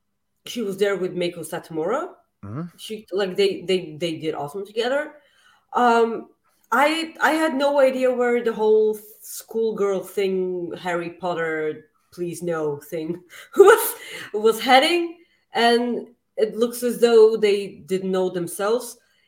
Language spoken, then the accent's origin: English; Winnipeg, Manitoba, Canada; I'm from Winnipeg.